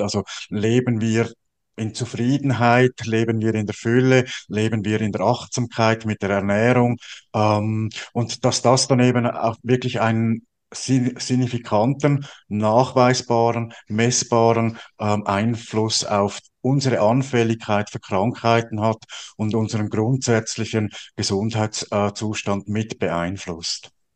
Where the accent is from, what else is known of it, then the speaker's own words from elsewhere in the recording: Switzerland; bei uns in der Schweiz